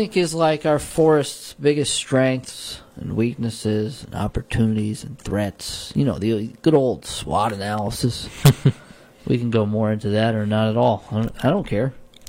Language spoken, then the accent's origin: English; Hudson Valley and Catskills, New York, United States; I grew up in Hudson Valley and Catskills. We don't have standing water.